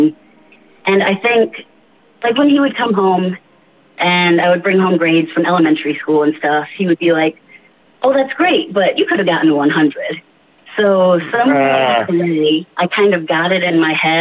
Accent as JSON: {"language": "English", "town": "Charlotte", "region": "North Carolina", "country": "United States", "tie": "born or raised there", "said": "I am born and mostly raised in the Charlotte, North Carolina area"}